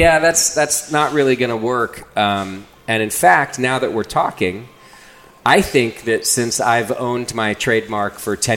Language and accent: English; Hesperia, California, United States; So I grew up in Hesperia, California.